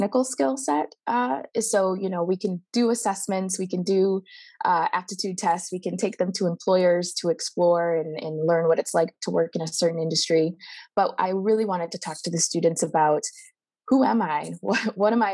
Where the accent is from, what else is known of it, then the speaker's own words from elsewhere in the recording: Midwest, Michigan, United States; accent: Midwestern; moved away as an adult; now in California, United States; you could probably hear the Midwestern in my voice